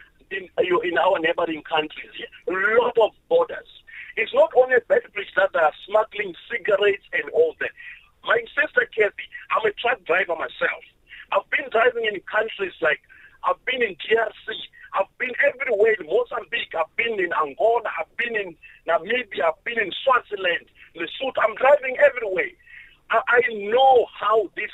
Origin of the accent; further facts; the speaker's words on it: Malawi; now in South Africa; I'm a Malawian citizen. I'm a South African citizen by residence.